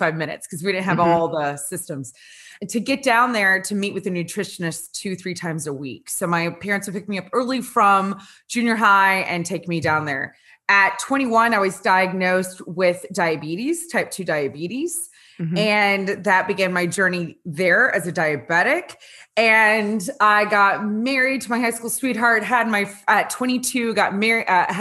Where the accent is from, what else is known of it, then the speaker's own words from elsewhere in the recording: Louisiana, United States; I was born and raised in Louisiana